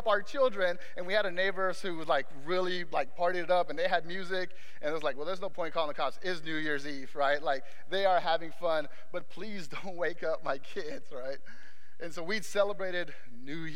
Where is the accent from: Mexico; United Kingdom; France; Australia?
Mexico; moved away; I was growing up back in Mexico, because I was born in Mexico